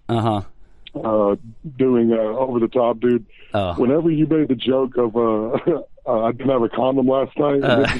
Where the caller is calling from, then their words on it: Dallas, Texas, United States; I'm calling from Dallas, Texas.